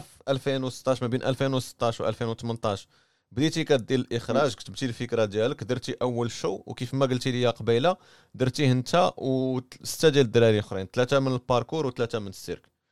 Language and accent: Arabic; Morocco; حنا كمغاربه